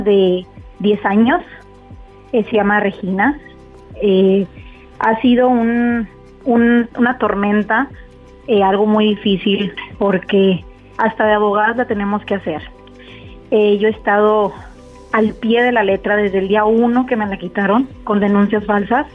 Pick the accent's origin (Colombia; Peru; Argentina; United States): United States; now in Mexico; yo soy americana y mi hija también somos americanas